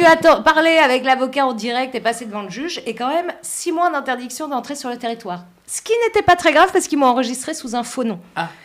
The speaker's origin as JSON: {"language": "French", "country": "France", "said": "je suis française"}